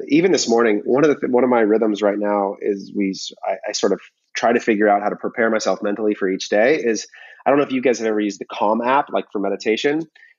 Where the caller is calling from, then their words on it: California, United States; I'm in from Southern California